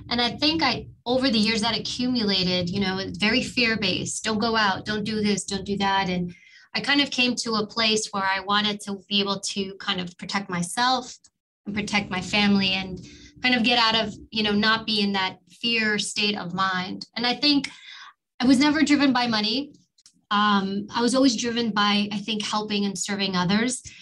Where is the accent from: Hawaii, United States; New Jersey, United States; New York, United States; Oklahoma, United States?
New York, United States; New York City; I grew up in New York and we lived in actually in, Harlem. I was born in Harlem and immigrant family